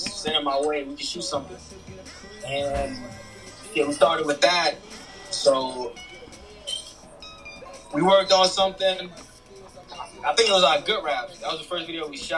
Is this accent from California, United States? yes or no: no; Nashville, Tennessee, United States; also born or lived in New York City, United States / Senegal; I guess you could say Nashville. I mean, I wasn't born here originally. I was born in New York City